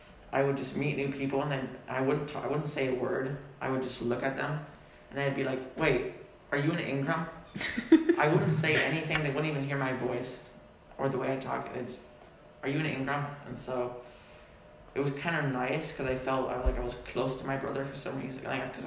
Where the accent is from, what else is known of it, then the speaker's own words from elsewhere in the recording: Germany; My parents serve in Germany. Mm-hmm. I've lived there basically all my life. I speak German fluently.